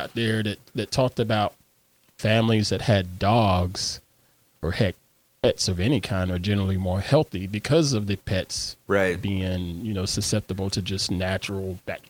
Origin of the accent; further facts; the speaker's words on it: Greenville, South Carolina, United States; I grew up in upstate South Carolina.